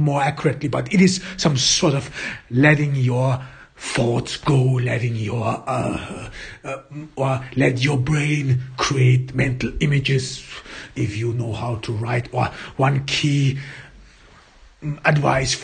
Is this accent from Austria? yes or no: yes; Austria; English is a second language; As I grew up in Austria, there your cultural heritage is exactly Goethe, Schiller, and E.T.A. Hoffmann.